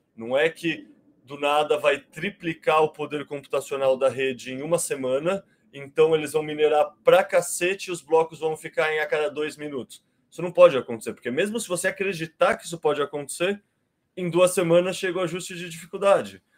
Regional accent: Brazil; Eu tenho um sotaque diferente, né? Eu sou brasileiro, eu não sou português

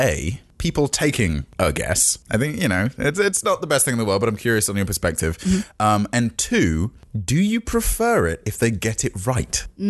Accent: England, United Kingdom; oh, I'm from England.

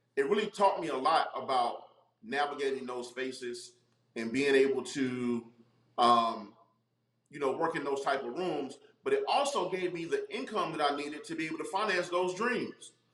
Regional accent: Charlotte, North Carolina, United States; also born or lived in Brooklyn, New York; grew up in North Carolina, um, and I grew up in Charlotte

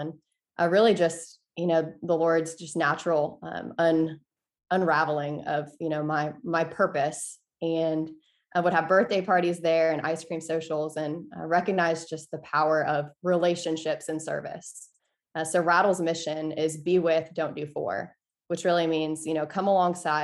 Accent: Peachtree City, Georgia, United States; I grew up in Peachtree City, Georgia, just south of Atlanta

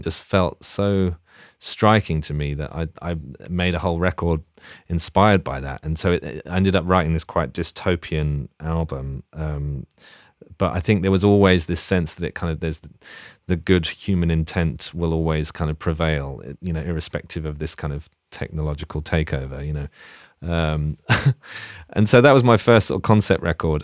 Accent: London, United Kingdom; also born or lived in Leeds; I grew up in Hackney near Dalston.

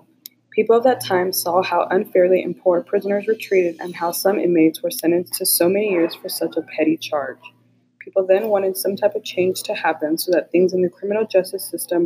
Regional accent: United States

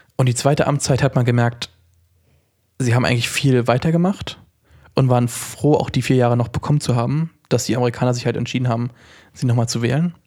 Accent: Germany; als Deutscher

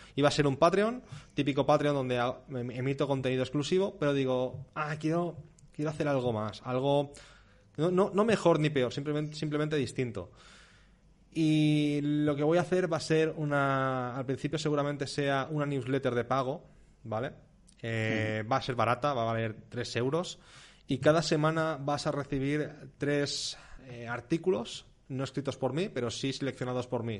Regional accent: Spain; also born or lived in Mallorca; yo no siento España, en plan, wow, soy español

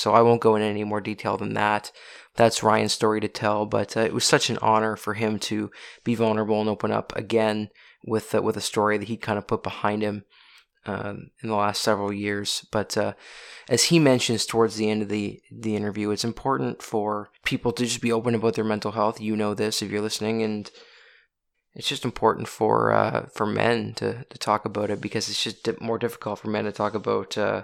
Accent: Oxford, Nova Scotia, Canada; moved away; we are both from Oxford, Nova Scotia

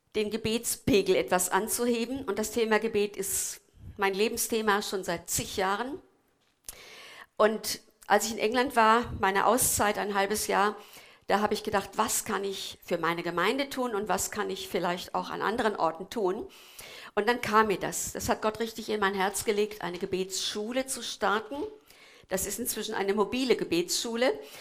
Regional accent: Korbach / Twistetal area, Hesse, Germany; moved away; aus meiner Heimat

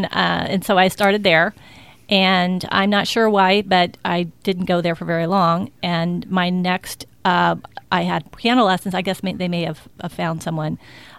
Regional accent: Tampa, Florida, United States; I'm from Tampa. You are? Born and raised.

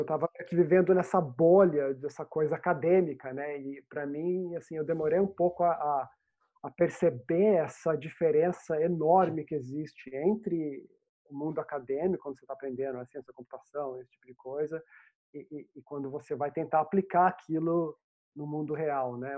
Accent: Pindamonhangaba, São Paulo, Brazil; moved away as an adult; now in England; eu sou do, do Vale do Paraíba, né, no Brasil. Então, eu cresci em, na minha saudosa Pindamonhangaba

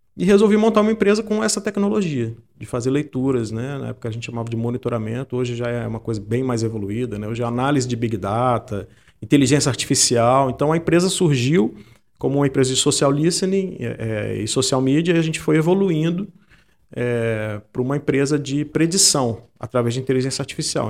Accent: Santa Teresa, Espírito Santo, Brazil; moved away as an adult; also born or lived in Vitória; eu sou de Santa Teresa

